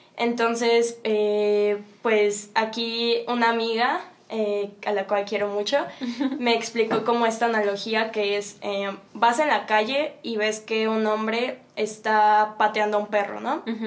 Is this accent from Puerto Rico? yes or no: no; Mexico City, Mexico; de donde vengo, Ciudad de México